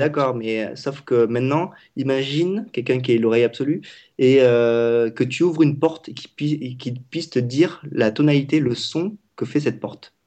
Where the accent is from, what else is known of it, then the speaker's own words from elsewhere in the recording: Vietnam; je parle vietnamien. Je suis vietnamien.